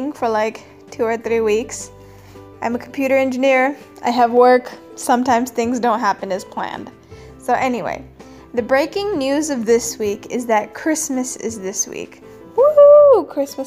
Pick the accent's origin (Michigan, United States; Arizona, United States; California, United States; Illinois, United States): California, United States; now in Chennai, India; growing up in California